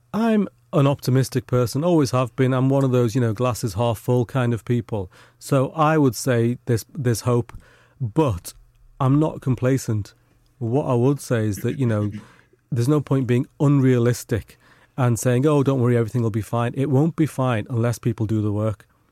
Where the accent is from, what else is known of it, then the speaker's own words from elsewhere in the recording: United Kingdom; not only were we born here, but our parents were born here as well. So we're, you know, as British as the day is long.